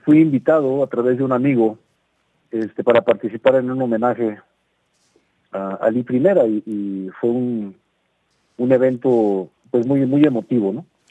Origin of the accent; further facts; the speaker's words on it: Mexico; also born or lived in Guadalajara, Jalisco; ya estando acá nuevamente en mi país